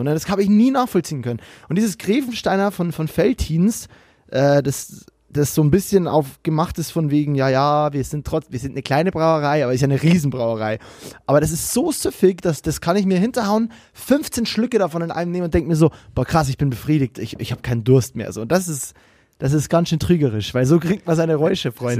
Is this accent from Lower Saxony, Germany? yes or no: no; Bavaria, Germany; moved away as an adult